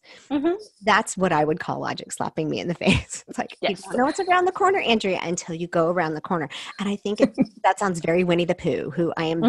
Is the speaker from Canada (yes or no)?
no; South Korea; I grew up in Korea. My parents were missionaries.